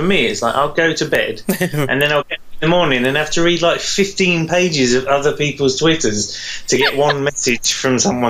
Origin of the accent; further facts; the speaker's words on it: United Kingdom; I'm British